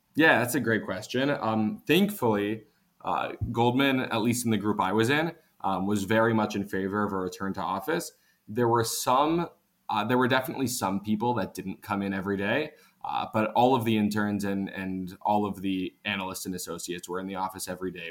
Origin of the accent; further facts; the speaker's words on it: Washington, District of Columbia, United States; moved away as an adult; also born or lived in New York; actually grew up in the DC area